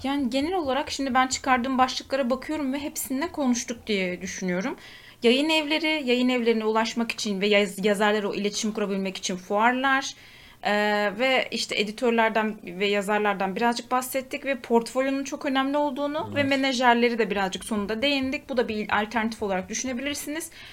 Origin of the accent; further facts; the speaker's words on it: Turkey; bir Türk olarak